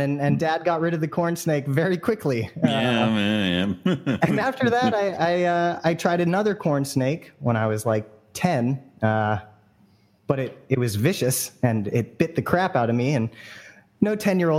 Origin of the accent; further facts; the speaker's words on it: San Francisco Bay Area, California, United States; I grew up in the Bay Area here, San Francisco Bay Area